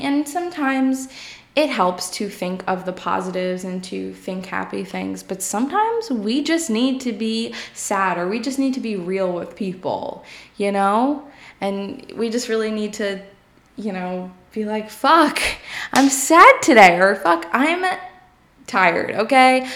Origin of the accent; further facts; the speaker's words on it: New York, United States; I'm from New York.